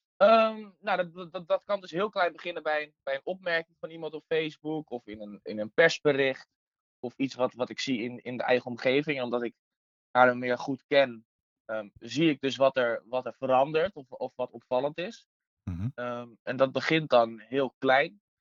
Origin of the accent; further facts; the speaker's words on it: Nieuw-Vennep, North Holland, Netherlands; Ik kom zelf uit Nieuw-Vennep, ben ik opgegroeid